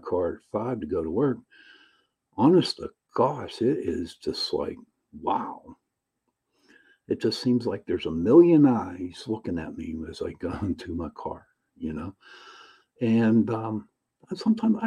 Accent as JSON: {"language": "English", "town": "Pittsburgh", "region": "Pennsylvania", "country": "United States", "said": "I am from Pittsburgh, Pennsylvania"}